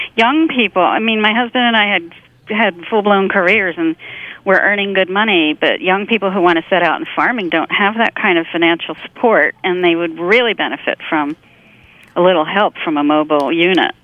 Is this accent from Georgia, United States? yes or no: no; rural Pennsylvania, United States; also born or lived in Chester County, Pennsylvania; grew up in rural Pennsylvania